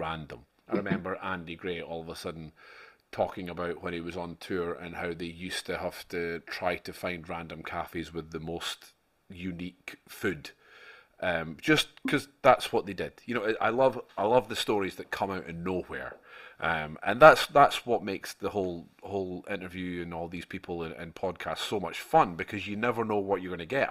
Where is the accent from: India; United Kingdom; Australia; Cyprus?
United Kingdom; Scotland; us Scots